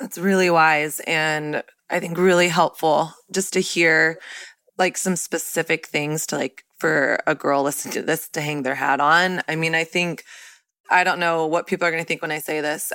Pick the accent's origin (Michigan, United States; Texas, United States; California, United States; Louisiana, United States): Texas, United States; I grew up in Texas, which was like very much so Christian culture.